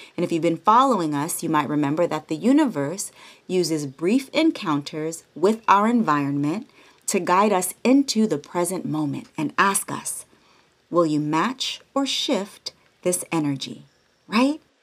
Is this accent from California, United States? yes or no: yes; the Bay Area, California, United States; now in Los Angeles, United States; I'm from the Bay all day, San Francisco and Oakland alike. And since I moved